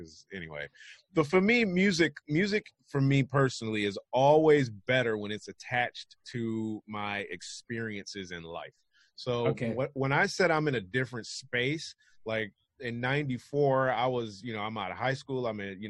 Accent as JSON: {"language": "English", "town": "Detroit", "region": "Michigan", "country": "United States", "said": "Obviously, I'm from Detroit, so that's where them fools are from."}